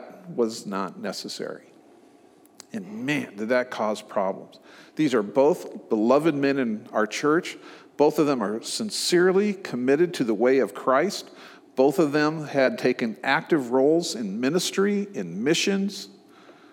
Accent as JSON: {"language": "English", "town": "Omaha", "region": "Nebraska", "country": "United States", "tie": "born or raised there", "also_born_or_lived": "San Francisco, California / Dallas, Texas", "moved": "yes", "said": "I grew up in Omaha"}